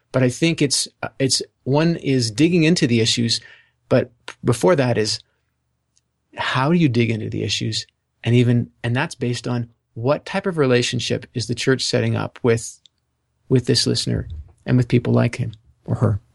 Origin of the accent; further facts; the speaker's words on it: Canada; also born or lived in Ontario; I'm Canadian